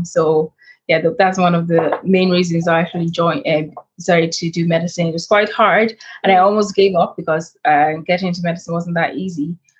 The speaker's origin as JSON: {"language": "English", "country": "Nigeria", "tie": "born or raised there", "said": "so I'm Nigerian and Irish. I was born in Nigeria, and growing up in Nigeria"}